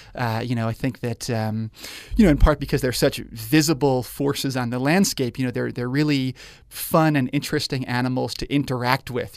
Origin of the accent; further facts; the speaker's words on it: New York, United States; moved away as an adult; now in Spokane, United States; I grew up in New York